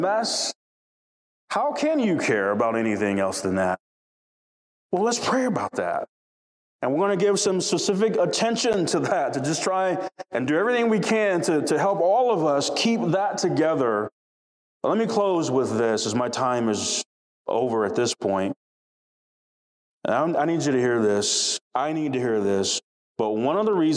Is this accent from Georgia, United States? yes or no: yes; South DeKalb, Georgia, United States; growing up in South DeKalb